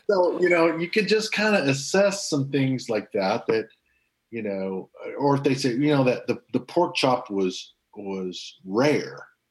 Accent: Bartlesville, Oklahoma, United States; moved away; in my hometown of Bartlesville, Oklahoma

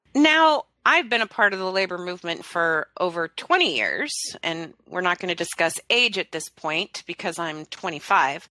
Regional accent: Talent, Oregon, United States; also born or lived in Phoenix, Oregon; now in Southwest Washington, United States; I grew up in Southern Oregon. My hometowns of Talent and Phoenix, Oregon are flattened to the ground.

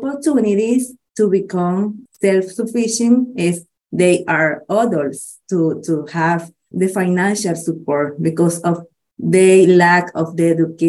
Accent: Managua, Nicaragua; Oh, yes. I'm from Nicaragua. I'm from Managua. Managua is the capital city of the country. I'm from Managua.

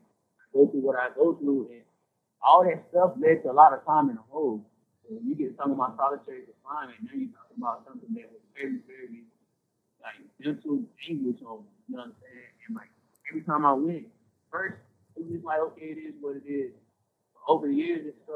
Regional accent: Durham, North Carolina, United States; I'm from Durham, so, like, a lot of people, like, in my neighborhood, I grew up in a crip neighborhood

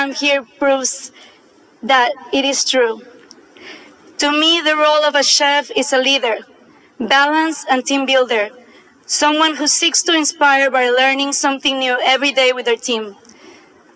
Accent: Mexico City, Mexico; I was born in Mexico City.

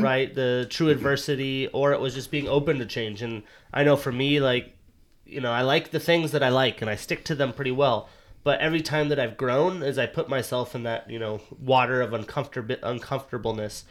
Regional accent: United States; moved away as an adult; now in Seattle, United States; I'm from Montana, Wyoming.

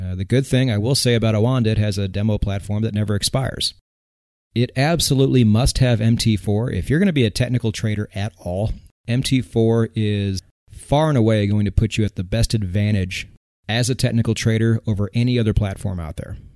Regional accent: United States; I'm American.

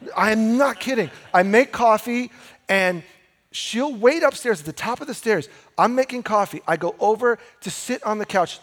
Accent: United States; we're American

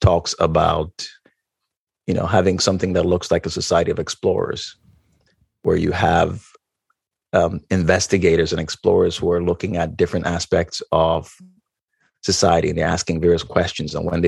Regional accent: Ghana; moved away; I grew up in Ghana, West Africa

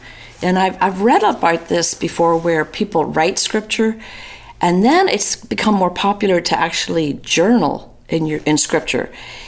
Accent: Newry, Northern Ireland, United Kingdom; now in Atlanta, United States; From Northern Ireland. I was born in a little town called Newry in County Down.

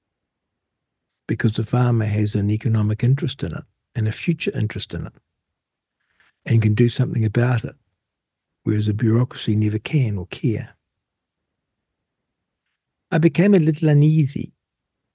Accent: New Zealand; being a Kiwi

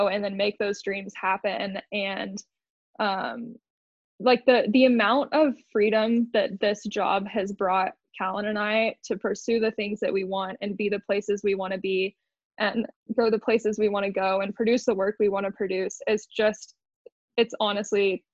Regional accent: Austin, Texas, United States; now in Moab, United States; I grew up in Austin, Texas

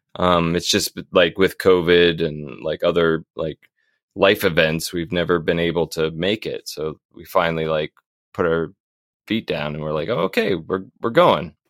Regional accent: Northern Virginia, United States; moved away as an adult; also born or lived in North Carolina; now in Hillsborough, United States; I was born in North Carolina, but I was raised mostly in Northern Virginia.

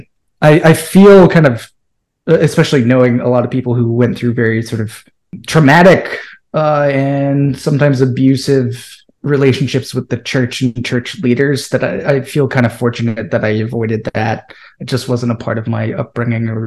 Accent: near Des Moines, Iowa, United States; I'm originally from central Iowa. So I grew up near Des Moines, Iowa

